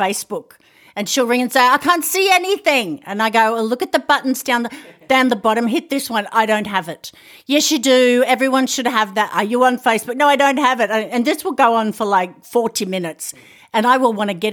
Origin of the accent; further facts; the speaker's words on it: Australia; I'm Australian